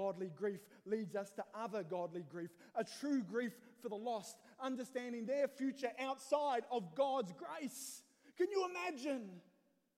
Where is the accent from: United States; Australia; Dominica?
Australia; moved away as an adult; now in Northern Ireland, United Kingdom; as an Aussie